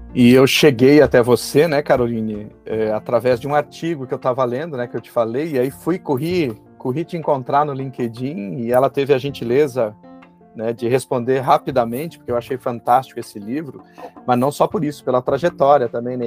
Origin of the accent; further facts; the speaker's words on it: Passo Fundo, Rio Grande do Sul, Brazil; moved away; eu sou de Passo Fundo, é ali pertinho